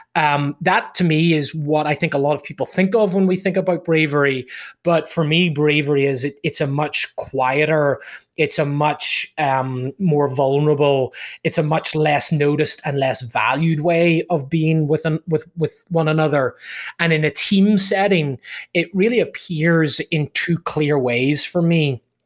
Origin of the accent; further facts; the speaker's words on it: Ireland; moved away as an adult; also born or lived in United Kingdom; now in Southern California, United States; originally from from Ireland uh, back in the day